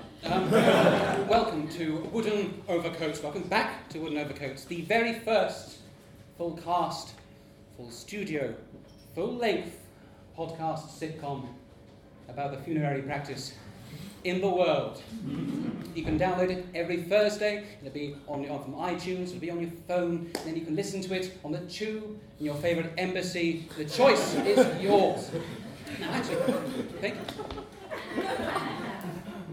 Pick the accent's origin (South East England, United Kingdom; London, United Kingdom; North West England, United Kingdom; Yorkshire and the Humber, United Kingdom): South East England, United Kingdom; Portsmouth; my hometown of Portsmouth